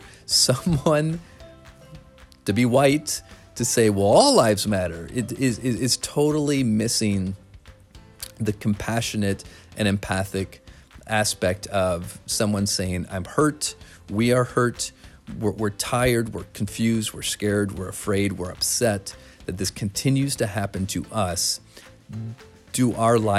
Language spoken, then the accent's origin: English; Flint, Michigan, United States; Growing up in Flint, Michigan